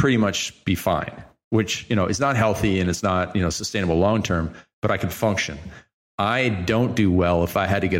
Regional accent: Canada; I'm Canadian.

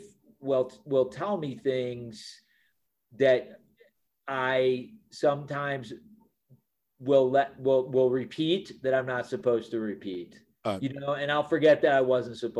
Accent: Highland Park, Illinois, United States; also born or lived in Chicago; I grew up in Highland Park, Illinois.

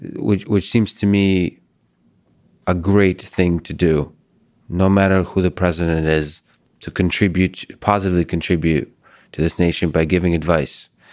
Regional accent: Russia; moved away; I'm from Russia originally

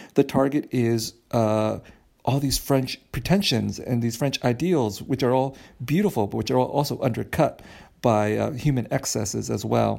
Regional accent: Vietnam; now in United States; I'm Vietnamese and I was born in Vietnam

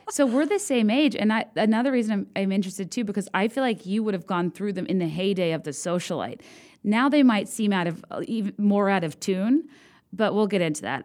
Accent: the South, United States; I grew up in the South

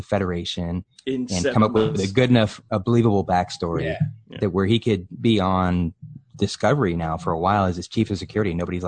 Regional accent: Summerville, South Carolina, United States; I'm from a small town outside of Charleston. I just tell people I'm from Charleston.

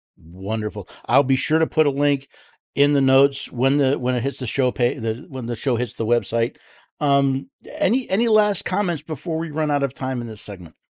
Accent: New York, United States; moved away as an adult; now in Tennessee, United States; I was born and raised in the Empire in the state of New York

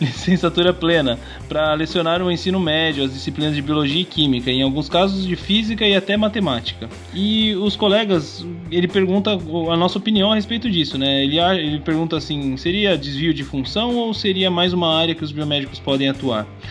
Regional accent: Sorocaba, São Paulo, Brazil; Minha conterrânea, finalmente alguém daqui, né, da, da terrinha

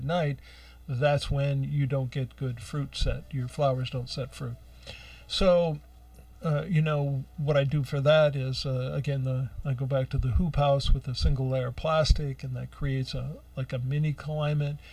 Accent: Ohio, United States; moved away; I grew up out in Ohio

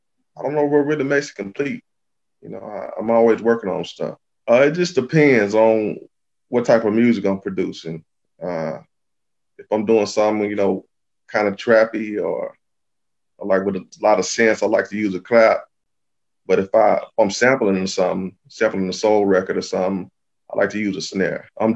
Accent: Little Rock, Arkansas, United States; I'm from Little Rock, Arkansas.

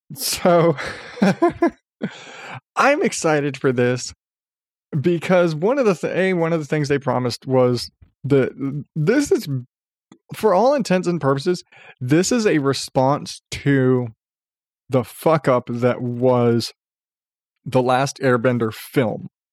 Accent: Arizona, United States; I grew up in Arizona

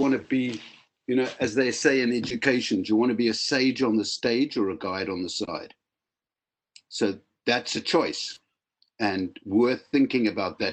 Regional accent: Cape Town, Western Cape, South Africa; moved away as an adult; now in Wales, United Kingdom; I grew up in Cape Town for my first 25 years, became a clinical psychologist, and have lived in Wales for many decades now

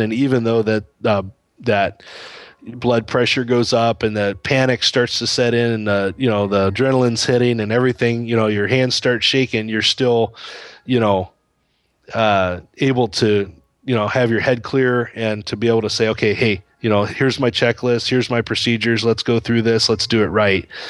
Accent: United States; moved away as an adult; also born or lived in Indonesia; the U S is home

